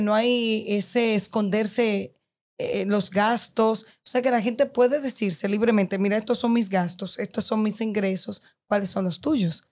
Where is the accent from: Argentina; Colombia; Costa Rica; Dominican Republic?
Dominican Republic; soy dominicana, vivo aquí